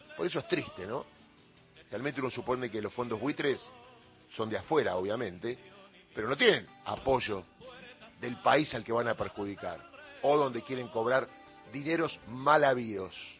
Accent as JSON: {"language": "Spanish", "country": "Argentina", "said": "somos todos los argentinos"}